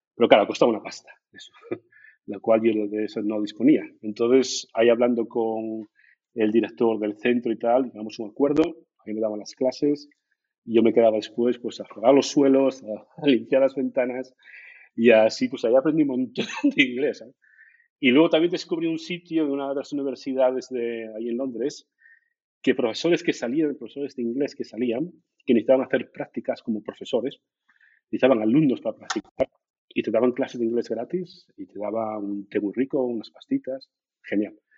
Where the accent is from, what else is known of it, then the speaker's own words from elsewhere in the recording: Gijón, Asturias, Spain; moved away as an adult; now in Germany; soy de Gijón, soy de la zona de, del Llano, Seares, ahí, ahí crecí